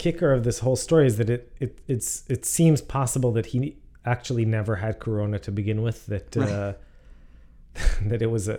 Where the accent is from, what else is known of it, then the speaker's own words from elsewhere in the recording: Jerusalem, Jerusalem District, Israel; moved away as an adult; also born or lived in United States / England; So I am from Jerusalem. I lived in Jerusalem my entire life. And then after my military service, I came to the States for school.